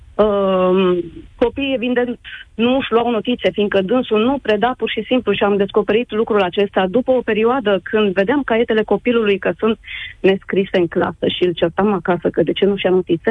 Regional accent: Romania; moved away as an adult; now in Italy; suntem plecați din România de un an și jumătate

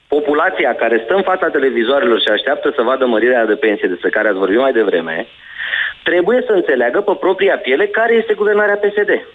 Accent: Pitești, Argeș, Romania; eu sunt din Pitești

